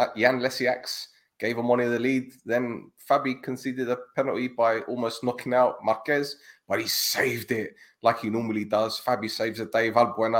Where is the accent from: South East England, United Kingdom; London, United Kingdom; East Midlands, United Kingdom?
London, United Kingdom; I'm from North London, man. We're multicultural.